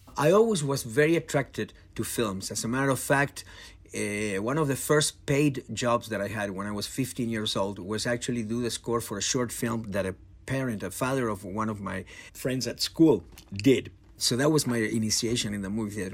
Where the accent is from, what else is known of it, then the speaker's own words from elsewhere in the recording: Argentina; I come from Argentina